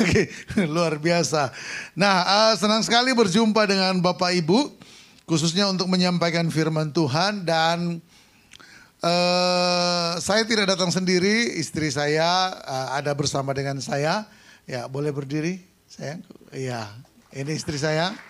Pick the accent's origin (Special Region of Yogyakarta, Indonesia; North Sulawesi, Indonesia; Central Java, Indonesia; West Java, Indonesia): North Sulawesi, Indonesia; Sangihe; Di kampung saya di Sangihe sana acara dan semarak Natal dan tahun baru baru selesai tanggal 31 Januari.